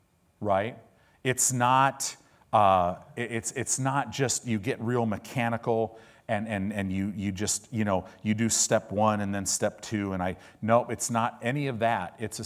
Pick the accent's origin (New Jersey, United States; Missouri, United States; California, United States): California, United States; Because I grew up in Southern California